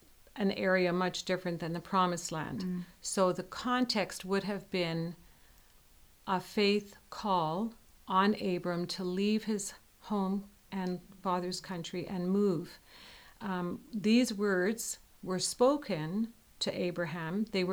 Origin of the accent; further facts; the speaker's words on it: Winnipeg, Manitoba, Canada; now in Dayton, United States; We come from Winnipeg, Canada, so we have a Canadian perspective